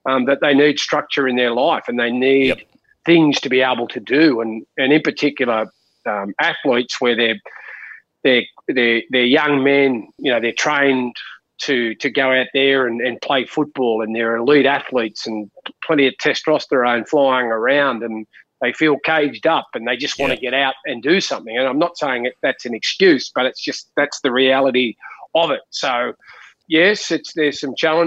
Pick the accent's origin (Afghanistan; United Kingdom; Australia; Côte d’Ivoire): Australia; Junee, New South Wales; we grew up in Junee and we lived in Housing Commission.